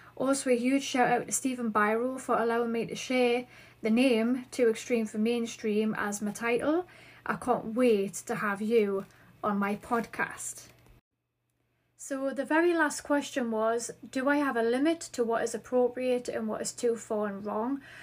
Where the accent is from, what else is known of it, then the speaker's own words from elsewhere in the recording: Newcastle upon Tyne, North East England, United Kingdom; accent: Geordie; I live in Newcastle upon Tyne in the northeast of England, in case you are unfamiliar. So, you may catch on to my Geordie accent. So, Yes, I do have the Geordie accent